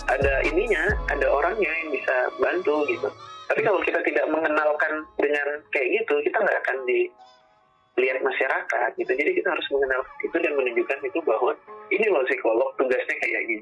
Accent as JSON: {"language": "Indonesian", "region": "Lampung", "country": "Indonesia", "said": "Contoh lah aku dari Lampung, di Lampung itu belum ada S2 psikologi profesi tapi kalau S1-nya ada banyak gitu"}